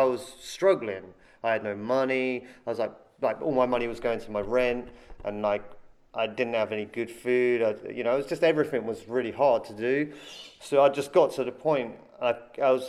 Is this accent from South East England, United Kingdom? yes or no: yes; Andover, South East England, United Kingdom; moved away as an adult; now in China; my hometown is uh, it's a small town called Andover